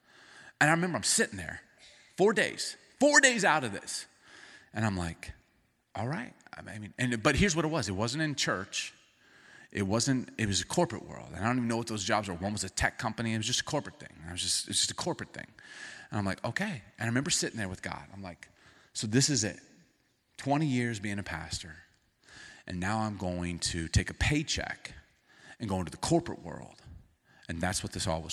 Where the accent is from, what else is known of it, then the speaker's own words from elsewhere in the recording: the South, United States; moved away as an adult; now in Seattle, United States; we're from the South, and in the South, you say hi to people and smile